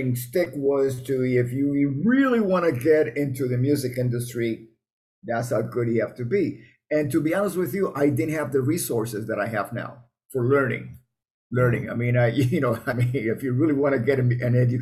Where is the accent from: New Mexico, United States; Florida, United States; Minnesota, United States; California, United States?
Florida, United States; Miami; I grew up in Miami